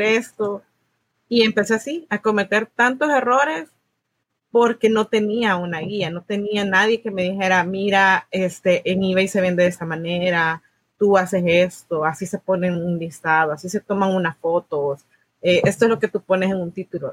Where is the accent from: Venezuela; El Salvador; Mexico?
El Salvador; moved away as an adult; now in United States; soy del Salvador, Vine a Estados Unidos en el 2015